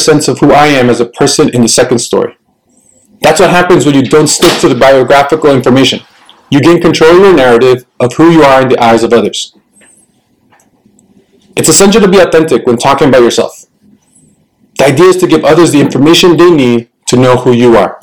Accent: Cliffside Park, New Jersey, United States; first language Spanish; English is a second language; I was born and raised in Cliffside Park, New Jersey

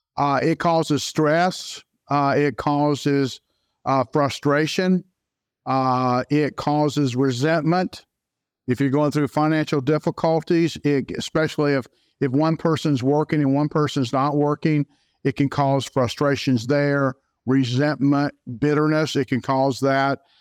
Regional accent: Jacksonville, Florida, United States; also born or lived in Saint Augustine, Florida; a Floridian born and raised in Jacksonville, Florida

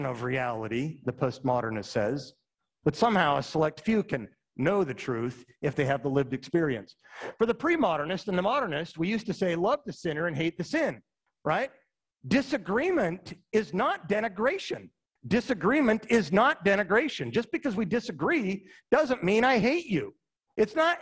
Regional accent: Utah, United States; moved away; also born or lived in Indiana; I'm from Utah

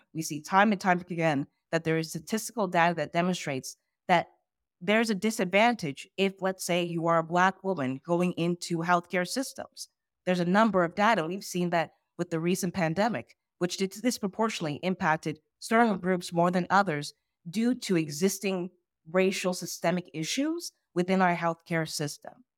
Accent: Ghana; I'm from Ghana, West Africa.

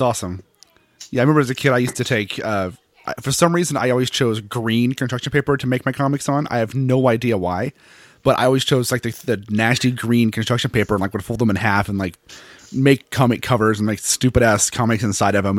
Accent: Seattle, Washington, United States; I'm from Seattle, so I don't like hot weather at all

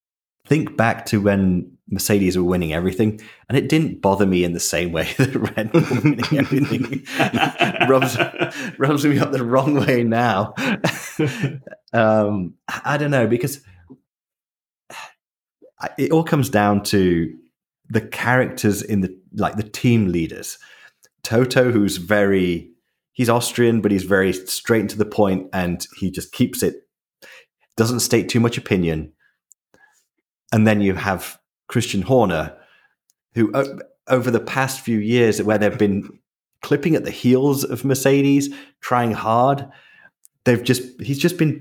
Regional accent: United Kingdom; I'm British

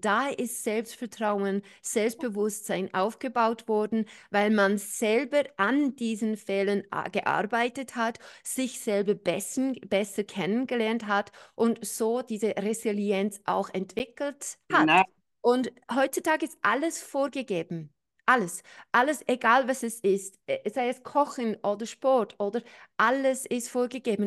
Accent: New Zealand; moved away; Ich bin ja in Neuseeland aufgewachsen.

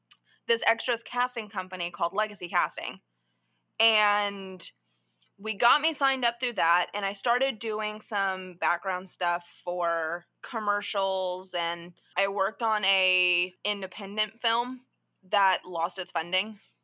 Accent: Texas, United States; moved away; I'm from Texas, so I was trying to essentially launch this film career out of Dallas, Texas

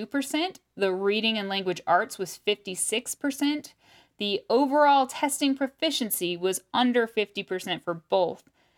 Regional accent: Topeka, Kansas, United States; Especially growing up in Topeka.

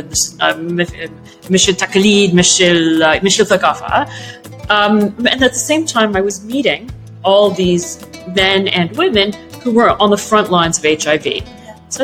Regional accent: Canada; also born or lived in Egypt; So I was brought up in Canada, as you said, from Egypt, with an Egyptian father and a Welsh mother

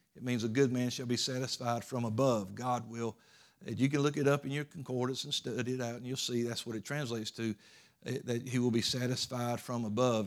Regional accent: United States; as Americans

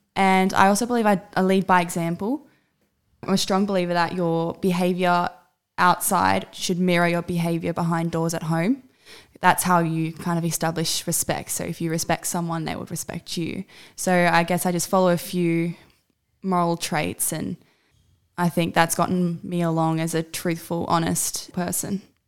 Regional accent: Australia; My entire family is from South Africa besides myself. I am the only Aussie in my entire family.

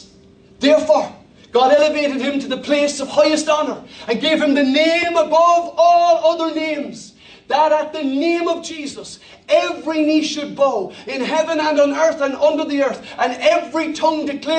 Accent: Ireland; I speak as an Irish person

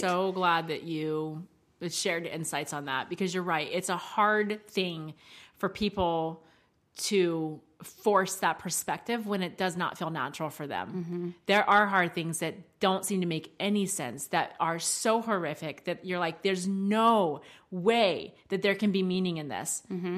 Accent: United States; accents for us because we are American

